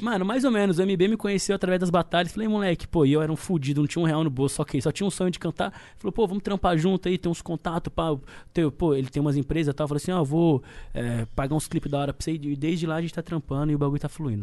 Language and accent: Portuguese; Osasco, São Paulo, Brazil; also born or lived in Itaueira, Piauí; now in Carapicuíba, Brazil; porque eu nasci no Piauí, mas me criei em Osasco